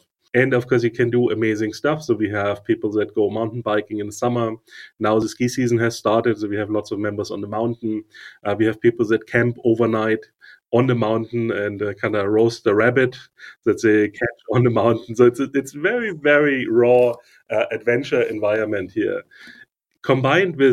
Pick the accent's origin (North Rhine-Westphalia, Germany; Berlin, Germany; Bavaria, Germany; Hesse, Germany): Bavaria, Germany; Munich; moved away as an adult; now in Bansko, Bulgaria; I'm originally from Munich in Germany, but I've been a digital nomad for quite a while